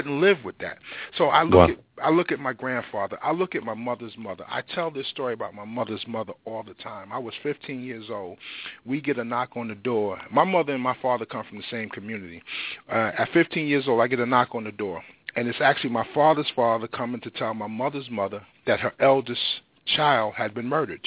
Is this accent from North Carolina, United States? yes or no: yes; North Carolina, United States; moved away; also born or lived in New York; I was raised on the tobacco fields of North Carolina in a little small town called Chabrin, North Carolina